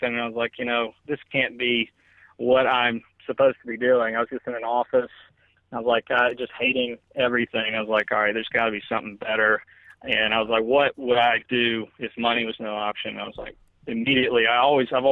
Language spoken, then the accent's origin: English; Alabama, United States; moved away as an adult; now in Houston, United States; I came from Alabama